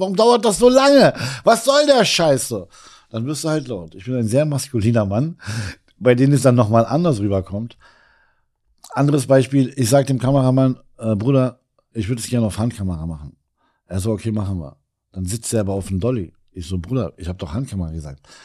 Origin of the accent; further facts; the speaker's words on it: Berlin, Germany; als gebürtiger Kreuzberger Libanese